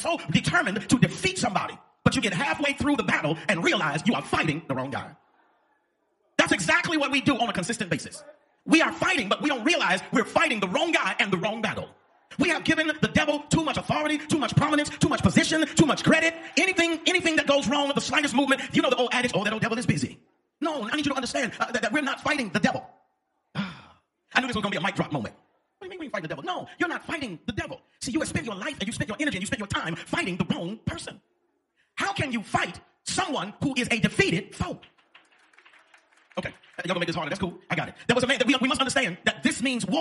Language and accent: English; the South, United States; also born or lived in Arkansas / Oklahoma; I grew up in Arkansas and Oklahoma, so southern either way.